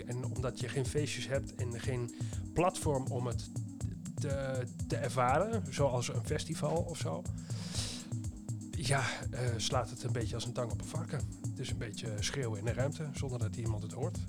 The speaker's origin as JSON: {"language": "Dutch", "area": "Twente", "region": "Overijssel", "country": "Netherlands", "moved": "yes", "said": "waar ik vandaan kom, is inderdaad Twente"}